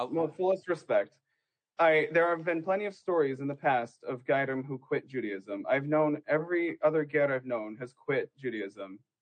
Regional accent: Western Washington, United States; moved away; I'm from Western Washington

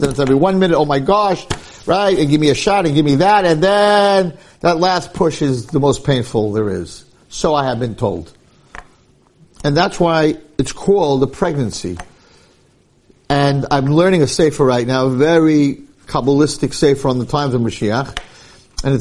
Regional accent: United States; When I grew up in Muncie, there was a minyan for Mincha and a minyan for Ma'ariv.

